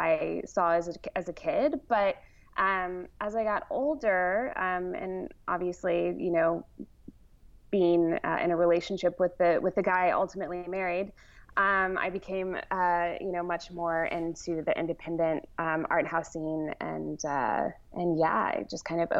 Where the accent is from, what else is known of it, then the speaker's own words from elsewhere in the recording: Dallas, Texas, United States; also born or lived in Austin, Texas / New York; raised in the suburbs of Dallas